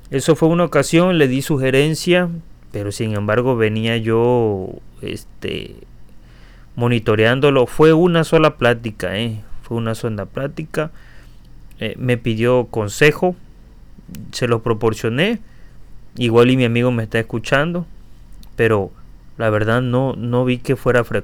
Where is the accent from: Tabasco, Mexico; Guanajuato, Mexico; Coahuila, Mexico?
Tabasco, Mexico; accent: Tabasco; Y yo tal vez lo que tengo es muy pronunciado mi acento, que se lo agradezco a, a mi zona Tabasco. Y es algo que realmente no he podido evitar, no he podido corregir.